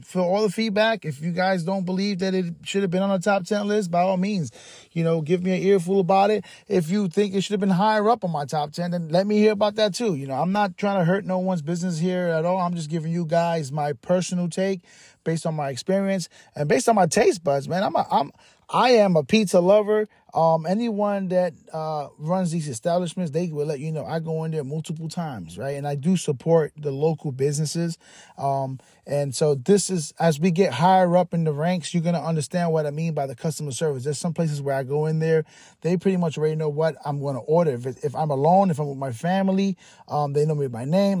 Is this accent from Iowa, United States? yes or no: no; New York City, New York, United States; now in Tampa, United States; I'm from the Bronx. I'm a kid from the Bronx. I grew up eating pizza.